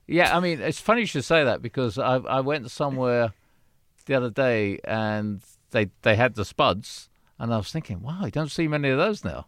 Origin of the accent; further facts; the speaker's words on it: United Kingdom; now in United States; I'm British.